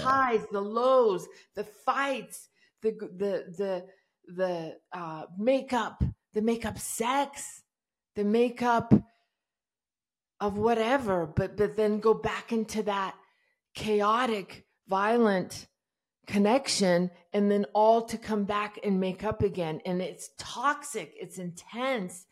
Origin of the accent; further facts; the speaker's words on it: Iran; I was born in Iran in, uh, during the revolution